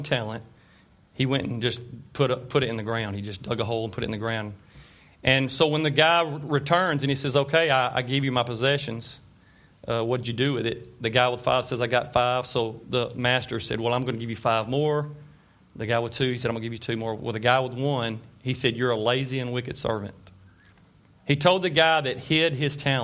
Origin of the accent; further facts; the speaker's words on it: Tyler, Texas, United States; I was born and raised right here in Tyler